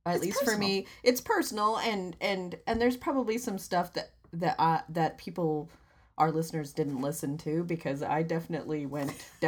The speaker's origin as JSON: {"language": "English", "region": "Vermont", "country": "United States", "tie": "born or raised there", "also_born_or_lived": "New Hampshire", "moved": "yes", "said": "where I grew up in Vermont"}